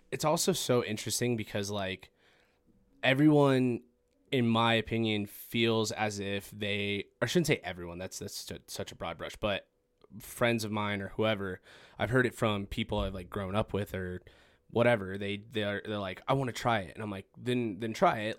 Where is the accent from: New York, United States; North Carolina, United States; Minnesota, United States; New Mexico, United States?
New Mexico, United States; Farmington; I'm from Farmington as well